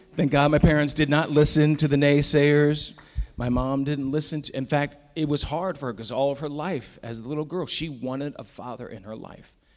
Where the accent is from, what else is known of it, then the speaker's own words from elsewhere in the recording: Lancaster County, Pennsylvania, United States; now in Northern Virginia, United States; I grew up originally in Lancaster County, Pennsylvania